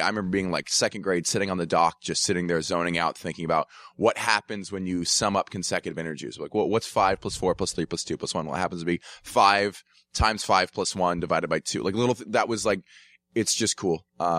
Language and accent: English; Atlanta, Georgia, United States; I grew up in Atlanta, math kid in high school, swam, wasn't that great at it.